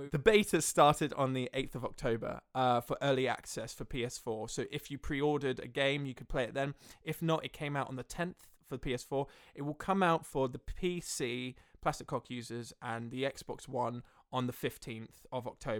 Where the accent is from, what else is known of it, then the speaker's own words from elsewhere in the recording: Melbourne, Victoria, Australia; I actually did grow up in Australia. I grew up in Melbourne.